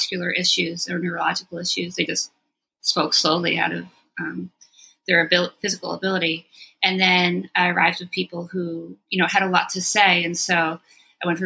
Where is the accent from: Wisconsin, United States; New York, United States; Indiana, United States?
New York, United States; Long Island; moved away as an adult; also born or lived in France; now in Philadelphia, United States; I was born in France. When I was 2, we came back to the States, where my dad is from, and I grew up on Long Island. I came to Philly to go to Temple in 1995, and I'm still here.